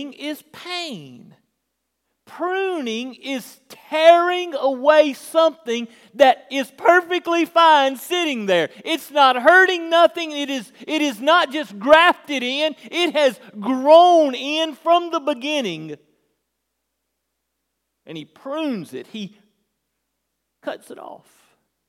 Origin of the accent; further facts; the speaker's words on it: United States; we're Americans